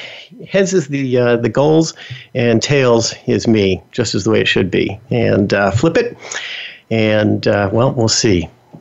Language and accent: English; New York City, New York, United States; So I was born and raised in New York City, the Bronx, to be specific. Now, I know some of you are going to say, wow, you definitely do not have a New York accent.